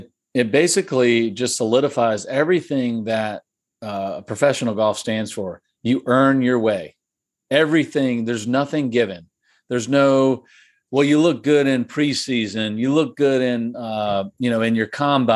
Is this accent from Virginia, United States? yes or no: yes; Virginia, United States; I'm from Virginia